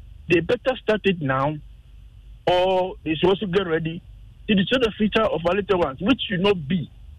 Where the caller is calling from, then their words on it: Sakumono, Greater Accra, Ghana; I'm calling from Sakumano.